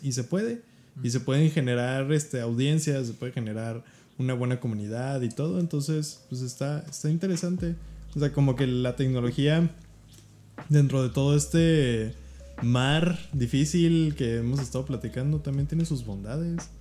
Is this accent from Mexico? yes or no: yes; Mexico; como mexicanos